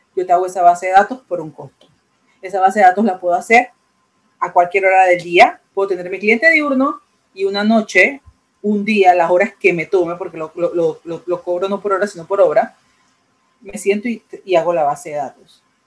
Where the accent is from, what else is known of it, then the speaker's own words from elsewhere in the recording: Panama; en mi país, en Panamá